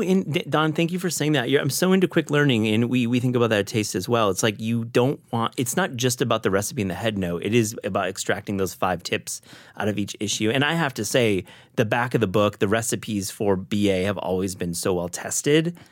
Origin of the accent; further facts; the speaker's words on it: Midwest, United States; I grew up in the Midwest